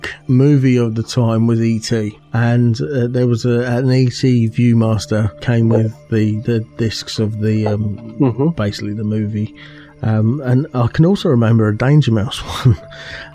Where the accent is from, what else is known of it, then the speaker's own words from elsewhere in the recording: Aylesbury, South East England, United Kingdom; moved away; the spiritual home of the Paralympics is my hometown